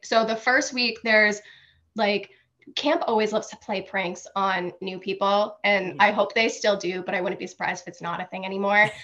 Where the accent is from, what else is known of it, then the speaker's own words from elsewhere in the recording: Franklin, United States; I'm from Franklin.